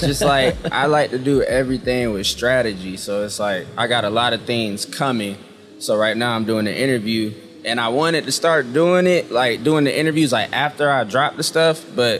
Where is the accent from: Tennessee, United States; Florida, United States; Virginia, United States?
Florida, United States; Tampa; also born or lived in St. Petersburg / Fayetteville; Yeah, I was born in Tampa, partially raised in St. Petersburg, Florida. My dad was in the military, so I also stayed where …'s from in Fayetteville, North Carolina.